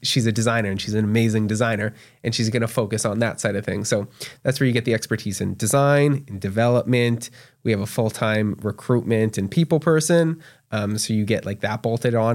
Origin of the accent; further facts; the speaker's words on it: Canada; moved away as an adult; now in Tulsa, United States; especially as a Canadian